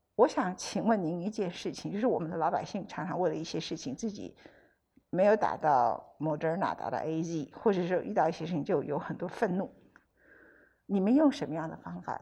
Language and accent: Chinese; Taiwan; 我们台湾人